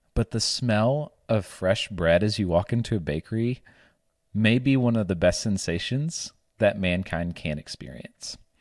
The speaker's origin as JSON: {"language": "English", "region": "the South", "country": "United States", "accent": "Southern", "said": "my Southern accent"}